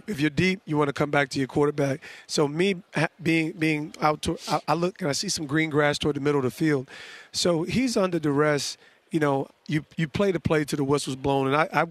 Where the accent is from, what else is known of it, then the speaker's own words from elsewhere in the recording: East Orange, New Jersey, United States; I'm a kid from Jersey, from East Orange, Essex County, Montclair, New Jersey. I have no business here.